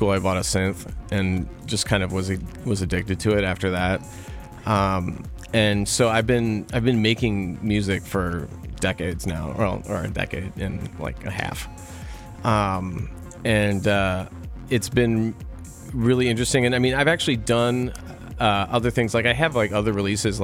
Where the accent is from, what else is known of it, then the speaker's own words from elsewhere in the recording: Chicago, Illinois, United States; moved away as an adult; also born or lived in New Haven, Connecticut; now in Los Angeles, United States; I grew up in the suburbs of Chicago